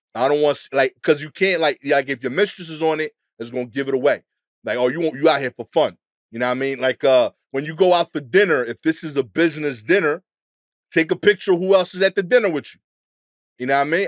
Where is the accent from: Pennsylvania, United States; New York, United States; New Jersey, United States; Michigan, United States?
New York, United States; as a New Yorker